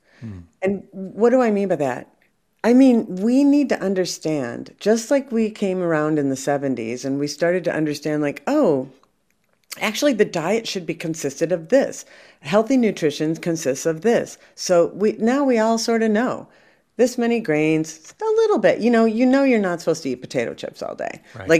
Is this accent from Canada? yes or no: no; France; English is a second language; I come from France, you know, the avoidant comes from England. In France, you know, we like to talk about the relationship all day.